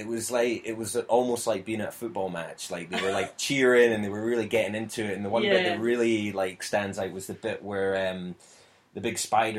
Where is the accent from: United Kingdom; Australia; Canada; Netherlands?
United Kingdom; being British